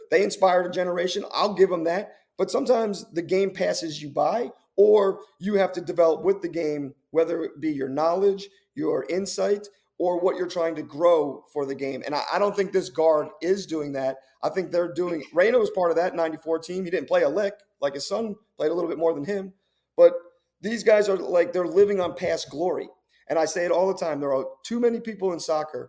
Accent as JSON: {"language": "English", "country": "United States", "said": "as an American"}